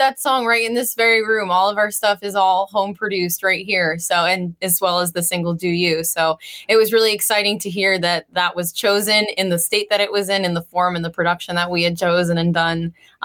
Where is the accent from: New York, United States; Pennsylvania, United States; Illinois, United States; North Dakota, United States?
New York, United States; Miller Place; also born or lived in Bay Shore, New York; I grew up on Long Island